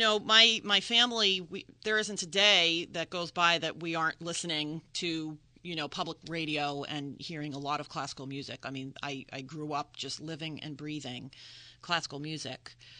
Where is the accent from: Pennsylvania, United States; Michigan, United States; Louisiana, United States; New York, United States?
Pennsylvania, United States; the Main Line outside of Philadelphia; moved away as an adult; now in Delaware, United States; I am from the Main Line outside of Philadelphia. My parents still live in the same house. They've been there for about 50 years.